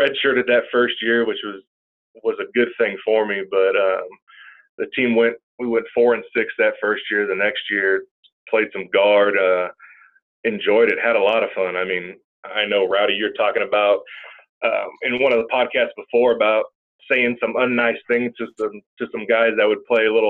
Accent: San Diego, California, United States; moved away as an adult; now in Tahlequah, United States; I'm from San Diego, California.

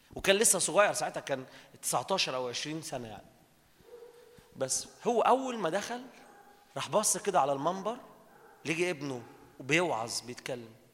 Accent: Minya, Minya Governorate, Egypt; انا بلدنا دي اتقال عليها كلام على المنيا

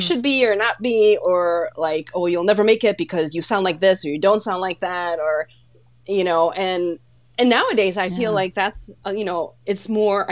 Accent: Chicago, Illinois, United States; accent: Chicago; first language Polish; English is a second language; I was born and raised in Chicago, so if anything, I have a Chicago accent.

